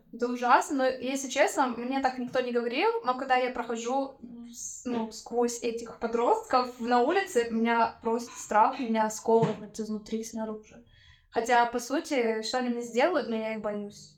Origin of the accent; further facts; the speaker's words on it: Tyumen, Tyumen Oblast, Russia; moved away; Я из Тюмени.